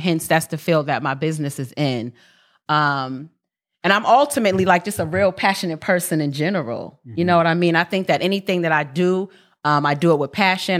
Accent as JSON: {"language": "English", "town": "New York City", "region": "New York", "country": "United States", "tie": "born or raised there", "also_born_or_lived": "California", "moved": "yes", "said": "I'm born and raised in Harlem, New York, 140th in Lenox"}